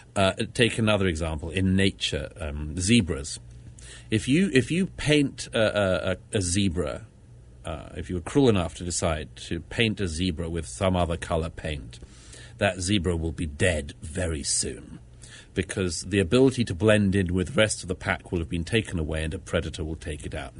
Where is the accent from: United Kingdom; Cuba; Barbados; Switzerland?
United Kingdom; London; I'm from Britain uh, born and brought up in London